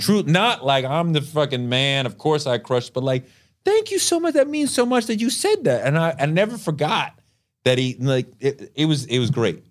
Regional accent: Boston, Massachusetts, United States; I grew up in Boston

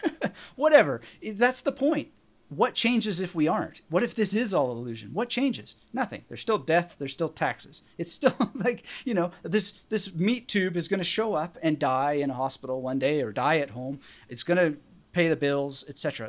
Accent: British Columbia, Canada; I was born in British Columbia

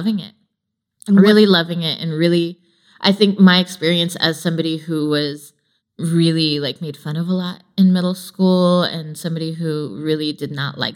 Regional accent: Bay Area, California, United States; moved away as an adult; now in Los Angeles, United States; I am a South Asian woman, born and raised in the Bay Area. I moved to LA about 10 years ago

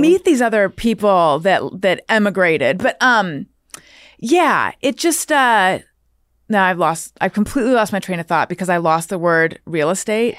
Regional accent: Corona del Mar, California, United States; moved away; also born or lived in New York; I grew up specifically in Corona Del Mar

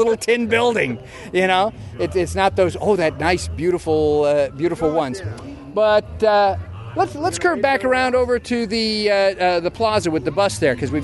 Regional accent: Hollywood, California, United States; But again, as I said, I grew up in Hollywood, and I actually visited some of the movie studios.

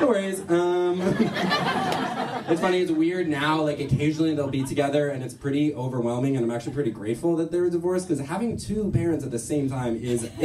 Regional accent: New York City, New York, United States; I'm from New York. I learned a lot about being from New York from my mom.

